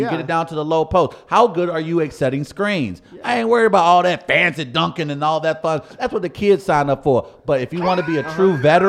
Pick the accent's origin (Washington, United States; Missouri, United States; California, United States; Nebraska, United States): Missouri, United States; St. Louis; I grew up in St. Louis, freaking Missouri.